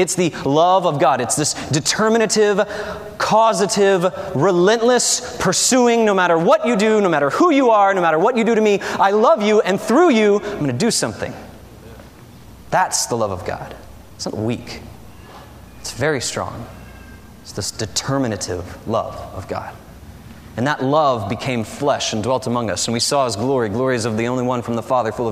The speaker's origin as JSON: {"language": "English", "region": "the South", "country": "United States", "tie": "born or raised there", "said": "a city in the south where I grew up, where monster truck driving is popular"}